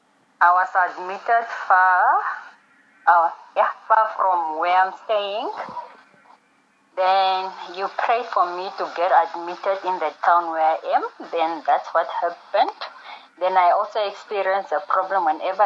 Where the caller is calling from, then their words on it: Windhoek, Khomas, Namibia; Windhoek, Namibia.